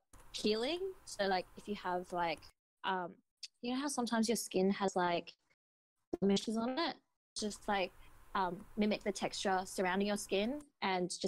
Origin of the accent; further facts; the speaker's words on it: Sydney, New South Wales, Australia; I'm from Sydney, Australia